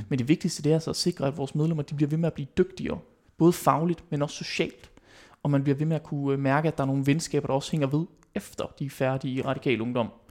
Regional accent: West Jutland, Denmark; nu er jeg jo vestjyde

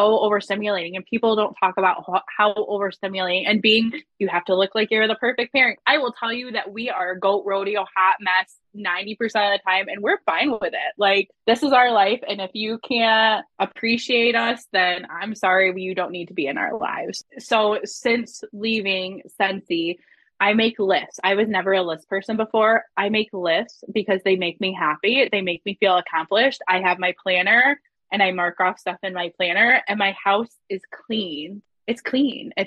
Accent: Michigan, United States; I'm from Michigan

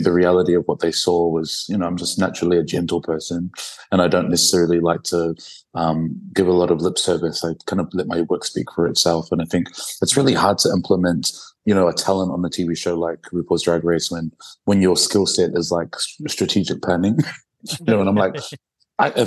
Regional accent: New Zealand; moved away; because I come from New Zealand originally

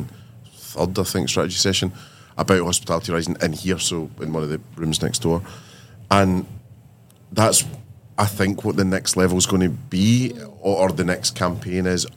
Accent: Scotland, United Kingdom; as the minority being Scottish and a bit ginger

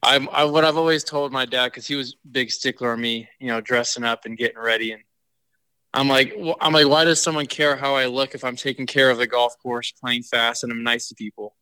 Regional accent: San Diego, California, United States; I grew up in San Diego

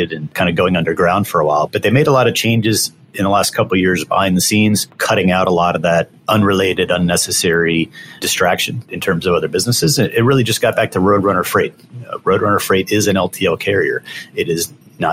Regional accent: Maryland, United States; also born or lived in North Carolina / Washington, D.C.; Born in North Carolina, but I grew up in Maryland, about 45 minutes north of Baltimore City

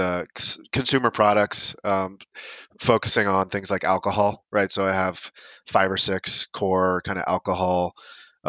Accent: San Diego, California, United States; I grew up in San Diego, California

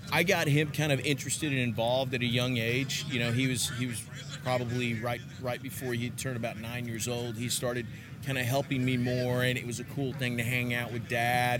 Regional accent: Texas, United States; I'm from Texas.

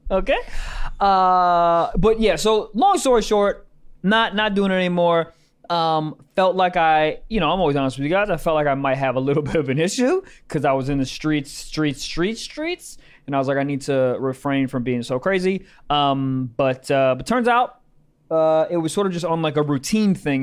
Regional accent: Maryland, United States; moved away; my fucking house back in Maryland.

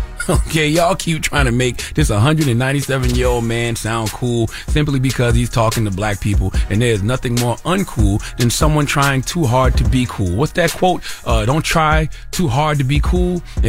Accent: South Carolina, United States; And I know that because I'm from South Carolina.

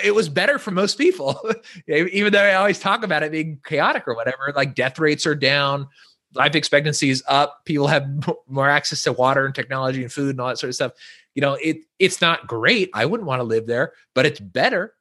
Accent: Northern California, United States; moved away; we're from Northern California, so a different part of California than what people normally think about.

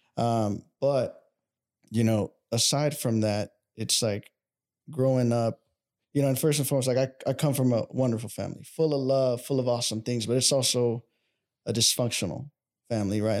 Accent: Dallas, Texas, United States; I'm from Dallas

